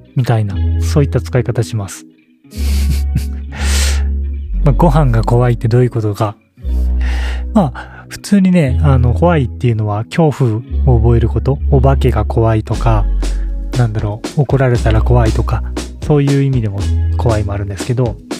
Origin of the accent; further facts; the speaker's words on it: Gifu, Japan; 僕ら岐阜で育ったので